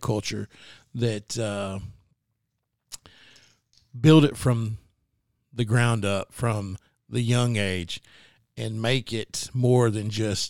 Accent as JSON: {"language": "English", "town": "Greenbrier", "region": "Arkansas", "country": "United States", "said": "Now, Clint, me and Matt, we're from Greenbrier."}